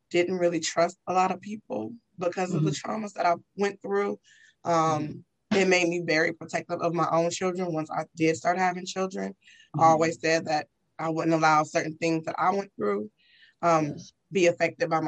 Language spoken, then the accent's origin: English; Vallejo, California, United States; moved away as an adult; also born or lived in Fairfield, California; now in Texas, United States; I live in Texas, but I'm from California, from Vallejo, California